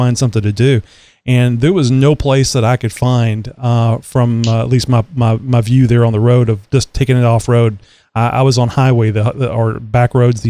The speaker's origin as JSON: {"language": "English", "region": "Texas", "country": "United States", "said": "as a Texan"}